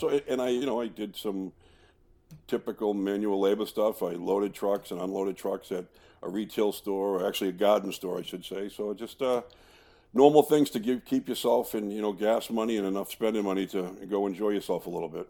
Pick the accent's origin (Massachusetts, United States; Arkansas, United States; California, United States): Massachusetts, United States; Boston; also born or lived in Cambridge, Massachusetts; growing up in the Boston area